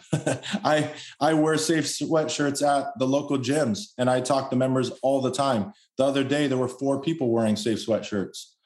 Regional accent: Los Angeles, California, United States; I was born and raised in Los Angeles. Spent most of my life out there.

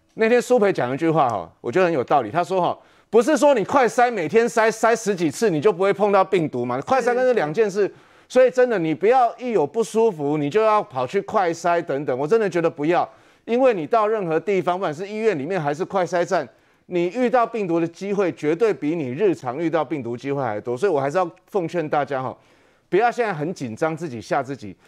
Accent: Taiwan; 我们台湾人去的那个

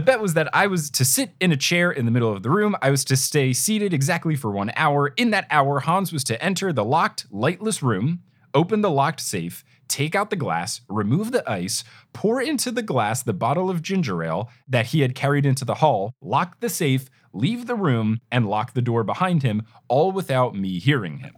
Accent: Jersey Shore, New Jersey, United States; I grew up on the Jersey Shore

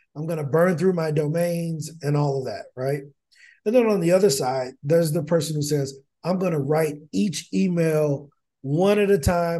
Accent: East St. Louis, Illinois, United States; I'm from East Saint Louis, and there's a, a former professional basketball player by the name of Darius Miles that went to my high school

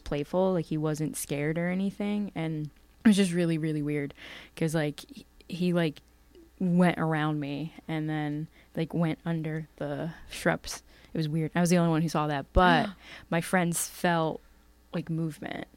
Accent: Bucks County, Pennsylvania, United States; where I grew up in Bucks County is pretty spooky.

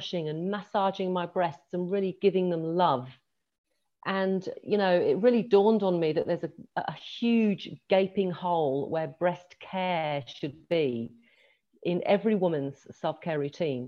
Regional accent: England, United Kingdom; now in Australia; I live in Australia. I was born in England. I born and grew up in England.

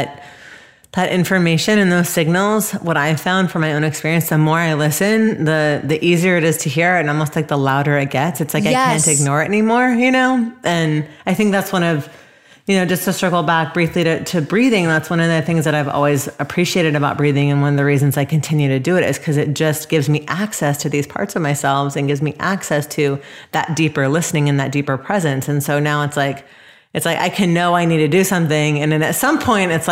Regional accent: Atlanta, Georgia, United States; moved away; also born or lived in Los Angeles / San Francisco; growing up in Atlanta

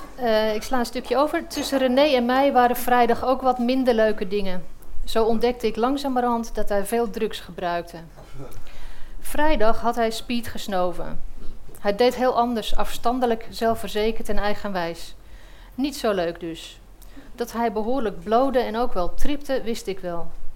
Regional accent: Egmond-Binnen, North Holland, Netherlands; also born or lived in Heiloo / Castricum; Een week voor mijn zevende verjaardag verhuisde ik naar Egmond binnen, waar ik nu nog steeds woon. Ik ging in Heilo naar de lagere school

